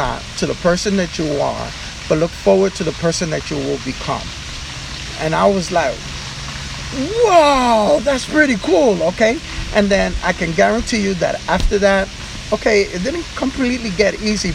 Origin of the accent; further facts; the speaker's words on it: New York City, New York, United States; I was born and raised in Spanish Harlem